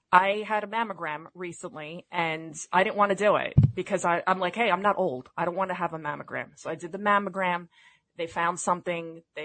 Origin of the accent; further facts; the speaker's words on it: New York City, New York, United States; I'm from the Bronx.